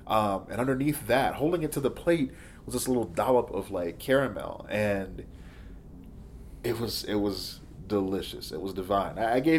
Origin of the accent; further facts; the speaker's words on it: Midwest, United States; Now, we're from the Midwest, so we don't have a Jack in the Box.